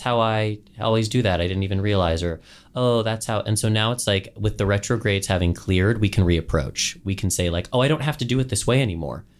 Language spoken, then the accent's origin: English; Southern California, United States; growing up in Southern California